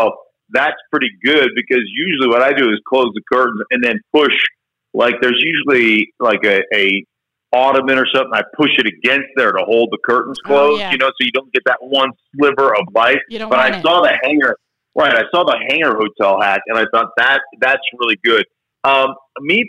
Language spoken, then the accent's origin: English; Alaska, United States; I grew up in Alaska